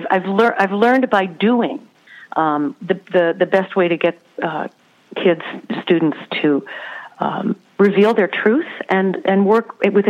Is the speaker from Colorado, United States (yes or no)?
yes; Colorado, United States; also born or lived in Denver; Well, we grew up in Colorado. I grew up in Denver, in Colorado Springs.